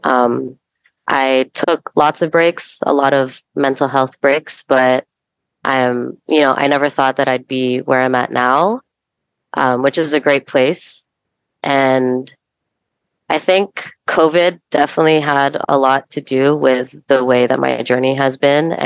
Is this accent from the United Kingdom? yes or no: no; Mississauga, Ontario, Canada; also born or lived in Bulacan, Philippines / Toronto; I'm originally from Philippines, Bulacan, which is just north of Manila. But I was raised in Mississauga